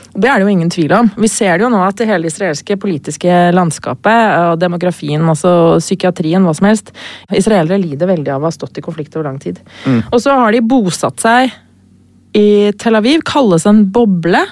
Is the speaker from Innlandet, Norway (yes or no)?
yes; Lillehammer, Innlandet, Norway; jeg er jo lillehamring